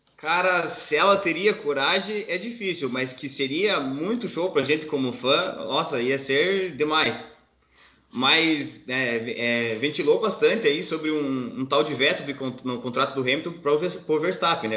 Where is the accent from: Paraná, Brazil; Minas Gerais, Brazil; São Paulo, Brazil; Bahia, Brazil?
Paraná, Brazil; now in Blumenau, Brazil; sou paranaense, moro em Blumenau, Santa Catarina